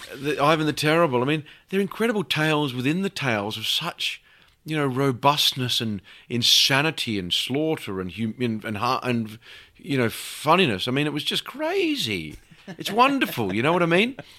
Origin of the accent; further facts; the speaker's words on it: Australia; as an Australian